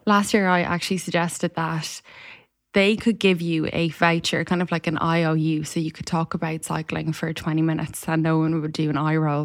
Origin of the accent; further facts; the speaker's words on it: Ireland; an Irish person